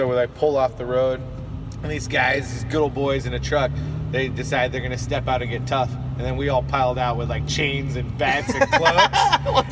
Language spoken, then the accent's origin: English; California, United States; we're from California.